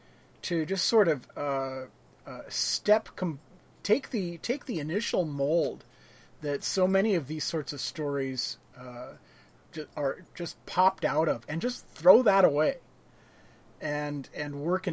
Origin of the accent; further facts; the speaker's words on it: Oregon, United States; as a white boy growing up in Oregon